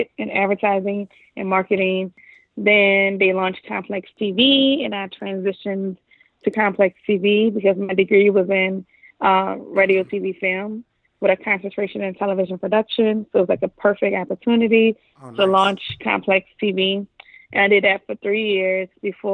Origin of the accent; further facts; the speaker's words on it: New Orleans, Louisiana, United States; moved away as an adult; also born or lived in Atlanta, Georgia; now in New York, United States; I'm from New Orleans, Louisiana. Born and raised. Gentilly, 7 Ward, 8 Ward